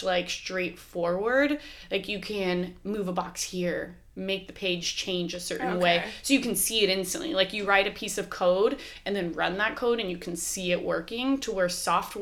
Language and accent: English; Waldport, Oregon, United States; I'm from Walport, went to beauty school in Newport.